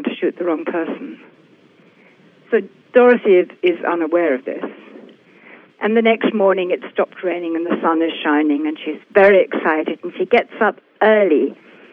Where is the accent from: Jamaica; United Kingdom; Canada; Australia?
United Kingdom; England; moved away as an adult; also born or lived in Brazil; I was born and raised in England